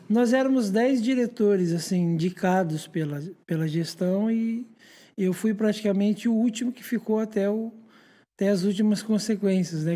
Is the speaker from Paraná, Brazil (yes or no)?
yes; Paranaguá, Paraná, Brazil; Sou natural de Paranaguá, tenho 37 anos, sou nascido e criado nessa cidade.